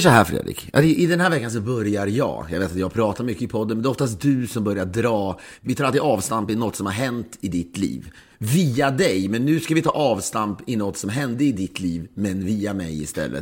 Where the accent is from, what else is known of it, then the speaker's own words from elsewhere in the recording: Sweden; now in United States; den har man liksom aldrig upplevt som svensk. Nu bor jag visserligen i USA